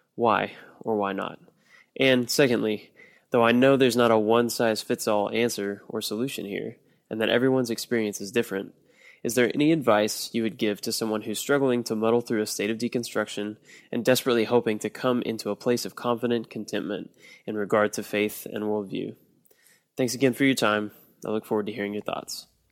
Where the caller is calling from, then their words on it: Austin, Texas, United States; I'm calling from Austin, Texas.